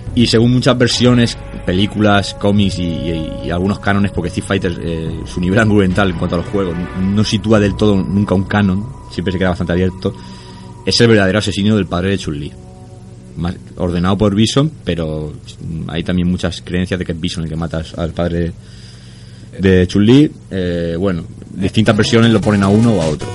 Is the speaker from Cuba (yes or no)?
no; Spain; aquí en España nunca hemos dicho gringo para nada